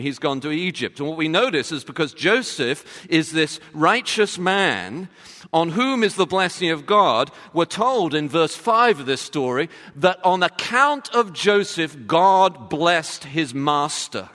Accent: London, United Kingdom; being from London

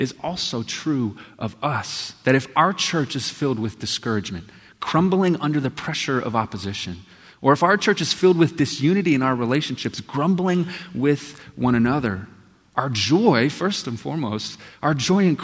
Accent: Texas, United States; when I grew up in Texas, every morning we would stand

